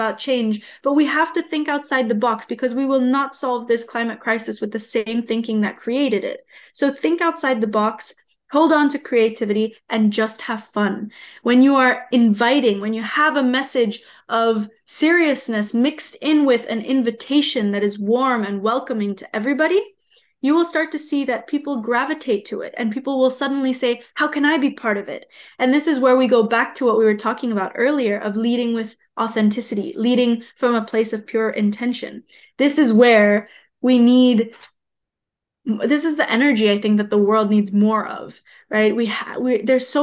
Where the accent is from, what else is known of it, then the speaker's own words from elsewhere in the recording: Bali, Indonesia; the waves that I've been in my entire life growing up on an island like Bali